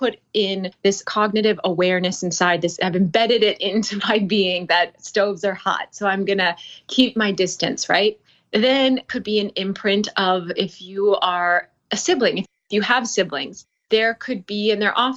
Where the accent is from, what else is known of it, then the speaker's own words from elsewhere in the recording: North Dakota, United States; I'm from North Dakota